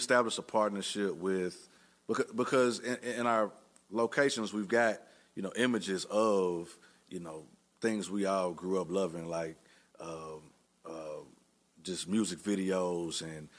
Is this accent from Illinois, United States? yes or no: no; Tennessee, United States; we're from Tennessee, you know, a lot of local farm goods and, you know, people know, you know, Tennessee for that. However, we grew up, you know, in the city and listened to hip hop